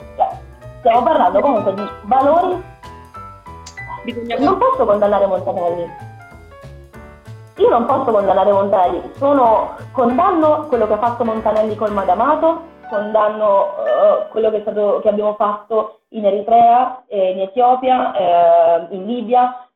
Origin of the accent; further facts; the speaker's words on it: Pescara, Abruzzo, Italy; a Pescara, per, per dirti quelle che so io della mia città, sono 130 sezioni, sono 110.000 abitanti